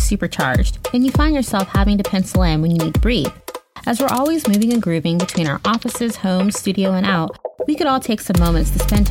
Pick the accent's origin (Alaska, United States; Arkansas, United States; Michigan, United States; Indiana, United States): Indiana, United States; Indianapolis; moved away; I'm from Indiana originally. So, you know, what part? Indianapolis.